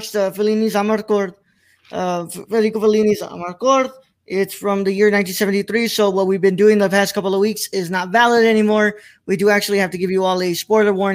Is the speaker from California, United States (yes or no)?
no; Texas, United States; I've lived here my whole life